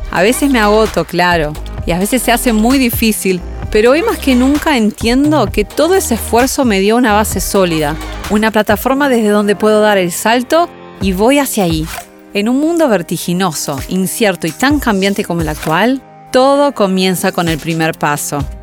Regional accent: Brazil; now in Uruguay; Soy brasileña, hija de madre y padre uruguayos. Hace ya muchos años me mudé a Uruguay.

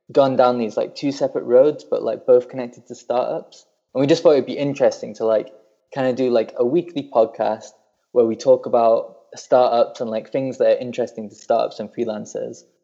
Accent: Burnley, North West England, United Kingdom; you've ruined my accent because I definitely don't sound like I'm from Burnley anymore.

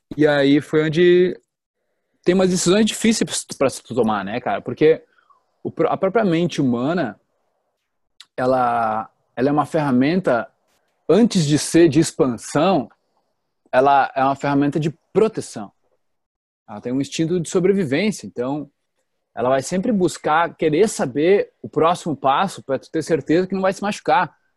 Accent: Teutônia, Rio Grande do Sul, Brazil; now in Florianópolis, Brazil; eu venho de uma cidadezinha do interior do Rio Grande do Sul, chamada Teutônia. E lá eu era uma criança normal

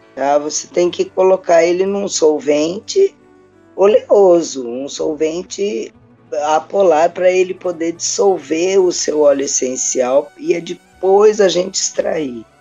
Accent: São Paulo, Brazil; moved away as an adult; now in Cambuquira, Brazil; eu sou de São Paulo

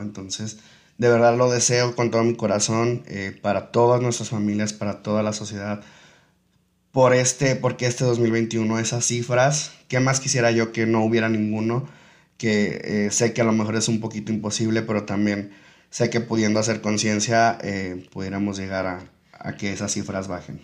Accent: Tepic, Nayarit, Mexico; nosotros como tepicenses, nosotros como nayaritas, nosotros como mexicanos

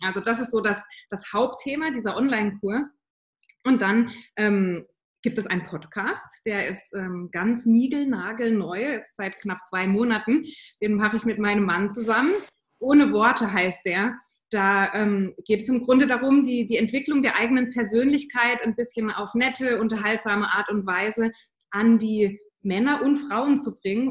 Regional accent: Southern Germany, Germany; wohne im Süden von Deutschland, das ist auch meine Heimat, da komme ich her

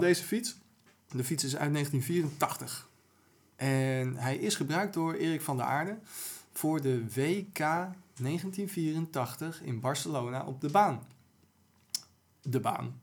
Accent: Amsterdam, North Holland, Netherlands; als Amsterdammer

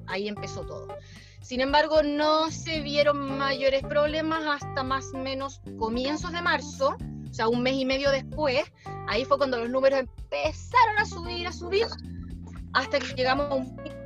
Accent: Chile; moved away as an adult; now in Australia; Yo llegué a Australia de vuelta de Chile a mediados de febrero

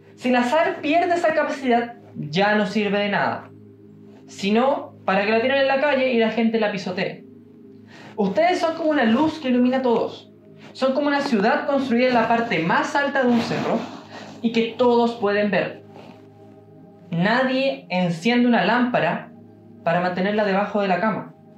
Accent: Chile; accent: Chilean; Y yo sigo siendo chileno, porque yo nací en Chile y estoy condenado a morir chileno porque nací en Chile

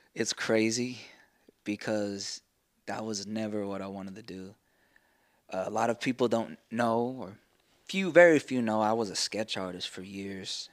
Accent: Amarillo, Texas, United States; now in Sherman, United States; I'm from Amarillo, Texas. Uh, but I, have lived in Sherman longer

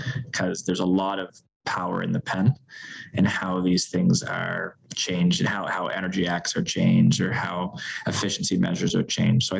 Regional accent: Canada; as a Canadian

